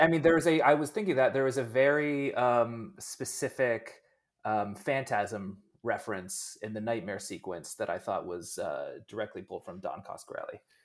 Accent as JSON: {"language": "English", "region": "Pennsylvania", "country": "United States", "said": "I'm from Pennsylvania."}